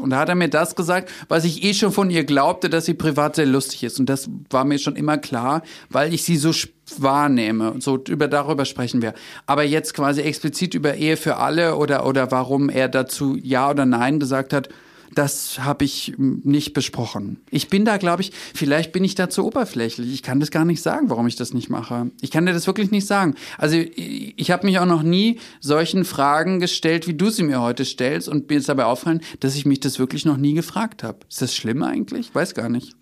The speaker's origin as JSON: {"language": "German", "region": "Berlin", "country": "Germany", "said": "wir leben leben in Berlin, ich bin Berliner"}